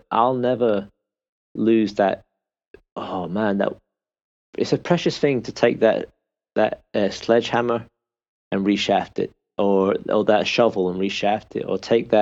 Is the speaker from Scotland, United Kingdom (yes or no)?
yes; Peterhead, Scotland, United Kingdom; now in Northern Ireland, United Kingdom; we were born and raised in Scotland, right in the northeast of Scotland, a small town called Peterhead